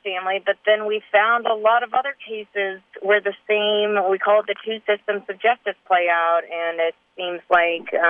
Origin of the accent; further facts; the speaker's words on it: Kansas, United States; I'm from Kansas